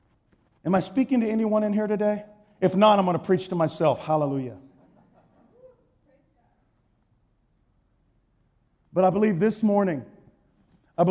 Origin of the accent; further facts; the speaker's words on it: Texas, United States; I'm from Texas